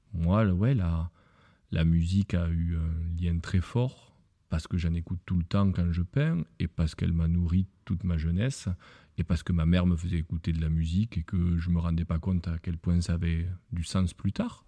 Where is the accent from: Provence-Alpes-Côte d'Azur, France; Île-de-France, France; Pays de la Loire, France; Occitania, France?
Occitania, France; Lourdes; je suis né à Lourdes. Et quand on est né à Lourdes, effectivement, on, porte un poids toute sa vie